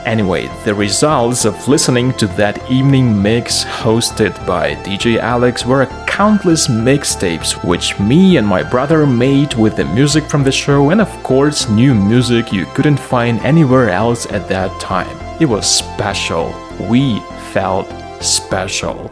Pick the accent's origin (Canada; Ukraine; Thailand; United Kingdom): Ukraine; Lviv, Lviv Oblast; here in my hometown, Lviv.